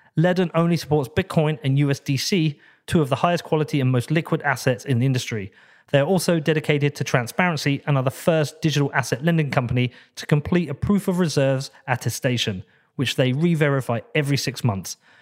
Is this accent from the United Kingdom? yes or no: yes; United Kingdom; I feel relatively free as a British person.